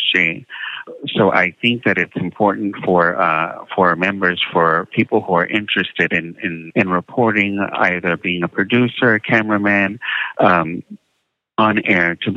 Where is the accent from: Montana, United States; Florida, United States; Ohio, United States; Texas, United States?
Texas, United States; San Antonio; moved away; also born or lived in Minneapolis / Washington, D.C.; growing up in San Antonio, my parents didn't teach us Spanish